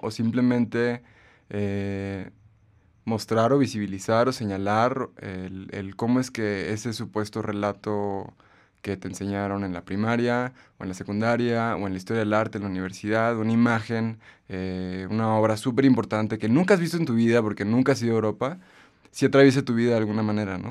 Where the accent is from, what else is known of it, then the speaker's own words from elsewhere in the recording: Aguascalientes, Mexico; also born or lived in Guanajuato; comencé a ir a los museos en Aguascalientes, que es el lugar de donde yo soy